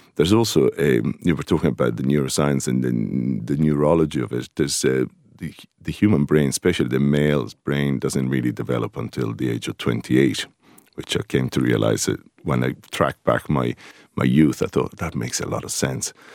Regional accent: Rome, Lazio, Italy; moved away as an adult; now in Greystones, Ireland; I'm originally from Rome, and just outside the city of Rome on the, the seaside, a place called Ostia.

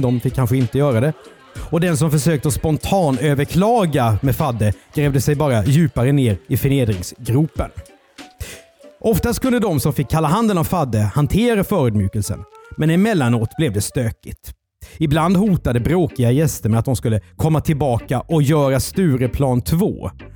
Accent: Karlskrona, Blekinge, Sweden; Karlskrona där jag är född

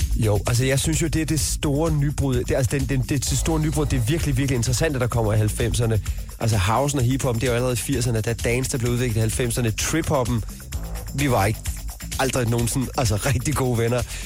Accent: Hårby, Southern Denmark, Denmark; now in Copenhagen, Denmark; min opvækst i Hårby

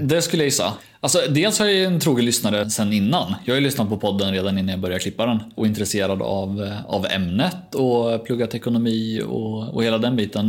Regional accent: Norrköping, Östergötland, Sweden; accent: Östergötland dialect; jag är ju hemma i Norrköping annars. Jag klipper ju från Östergötland om det går att dölja den dialekten

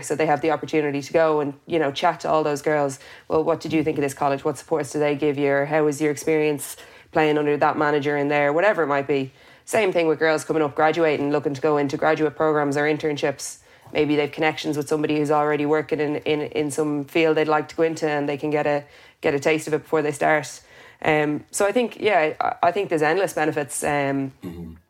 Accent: Dublin, Leinster, Ireland; growing up in Vincent's

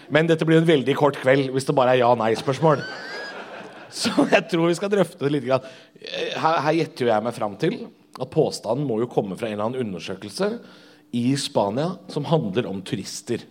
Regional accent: Drammen, Buskerud, Norway; Jeg er jo fra Drammen.

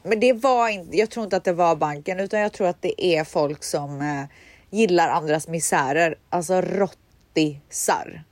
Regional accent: Borås, Västra Götaland, Sweden; moved away; Borås där jag kommer ifrån

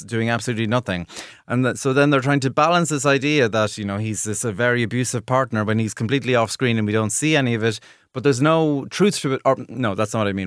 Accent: Ireland; as an Irish viewer

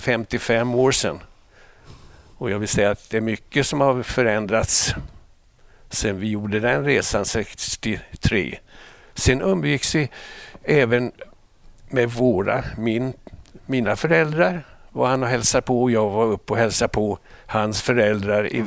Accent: Småland Highlands, Sweden; moved away as an adult; also born or lived in Stockholm; Jag är uppväxt på småländska höglandet

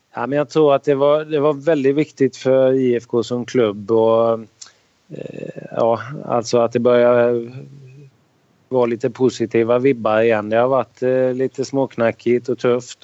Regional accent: Sweden; moved away as an adult; som svensk

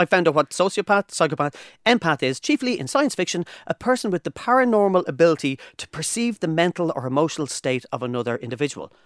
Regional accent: Ireland

